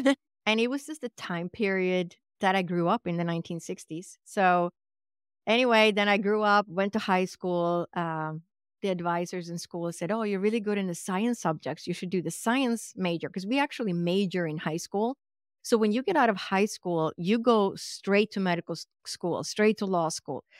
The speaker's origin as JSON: {"language": "English", "country": "Sweden", "tie": "born or raised there", "second_language": "English", "moved": "yes", "said": "I was actually born and raised in Sweden, which is in Scandinavia or Northern Europe."}